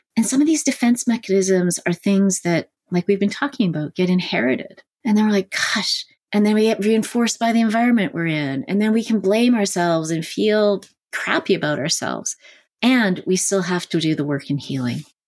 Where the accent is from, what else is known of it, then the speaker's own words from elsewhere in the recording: Canada; now in California, United States; where I was growing up in Canada